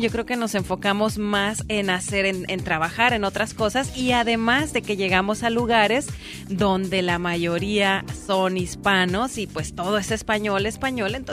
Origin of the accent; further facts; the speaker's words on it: Sinaloa, Mexico; De Sinaloa. Originaria de Sinaloa.